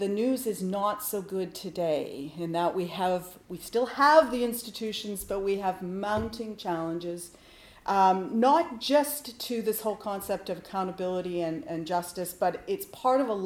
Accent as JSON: {"language": "English", "town": "Winnipeg", "region": "Manitoba", "country": "Canada", "also_born_or_lived": "Ottawa", "moved": "yes", "said": "I come from Winnipeg."}